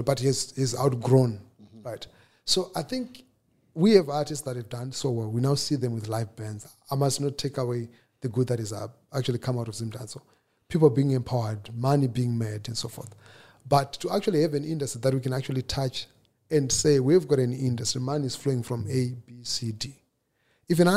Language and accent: English; Harare, Zimbabwe; I come from Glenview. Mm-hmm. We all come from the ghetto